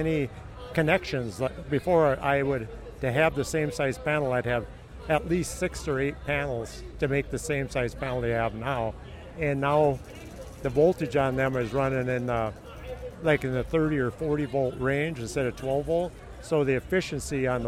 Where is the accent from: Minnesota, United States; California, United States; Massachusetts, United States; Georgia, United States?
Minnesota, United States; Rochester; I'm from Rochester originally